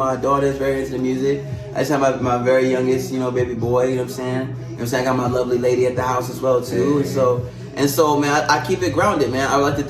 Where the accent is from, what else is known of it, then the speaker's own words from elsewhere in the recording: Maryland, United States; now in Las Cruces, United States; I like to say I'm from Las Cruces, you know what I'm saying? But okay. Originally, I came here because I ran away from a train, on a train. I'm actually from the East Coast.